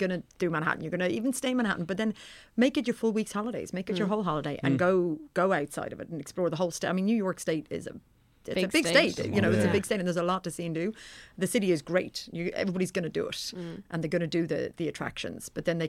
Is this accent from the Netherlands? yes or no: no; Johannesburg, Gauteng, South Africa; moved away; I'm from Johannesburg.